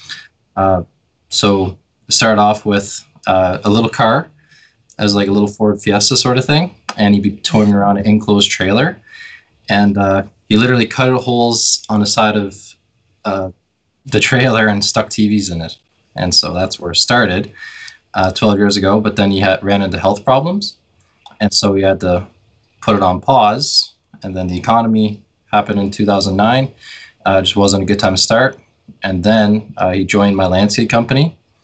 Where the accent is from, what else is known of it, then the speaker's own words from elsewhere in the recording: Newfoundland and Labrador, Canada; I was born and raised in Newfoundland